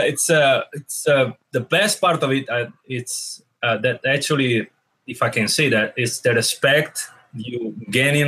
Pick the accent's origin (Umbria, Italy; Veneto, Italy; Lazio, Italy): Veneto, Italy; Venice; English is a second language; moved away as an adult; now in United States; I'm from Venice, which is one of the ancient Republic of Italy, one of the most ancient Republic of Venice, which I'm proudly Venetian first and then Italian